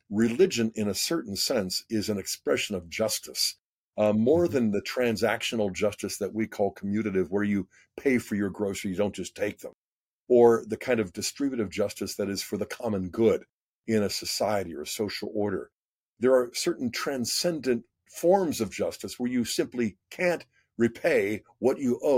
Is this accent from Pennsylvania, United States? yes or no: yes; Pittsburgh, Pennsylvania, United States; I grew up in Pittsburgh, so I'm part of the Ohio Valley as well